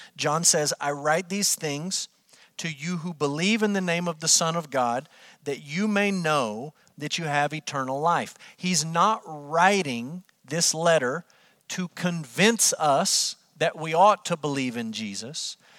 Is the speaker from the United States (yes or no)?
yes; Amarillo, Texas, United States; moved away as an adult; also born or lived in Kentucky; I grew up in Amarillo, Texas. I lived there my entire life until Brooke and I moved to Kentucky so that I could go to seminary.